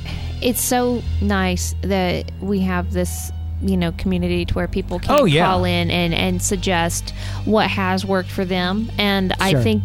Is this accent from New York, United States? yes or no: no; Texas, United States; my home state of Texas